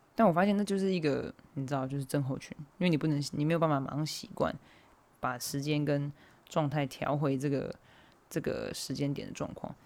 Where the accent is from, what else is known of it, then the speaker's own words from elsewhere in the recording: Hualien County, Taiwan; moved away; 我的家就是是在花莲嘛，就我的家乡在花莲，所以我其实蛮常回花莲的